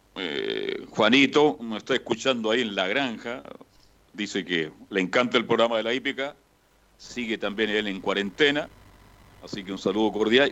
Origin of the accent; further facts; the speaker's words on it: Chile; somos los chilenos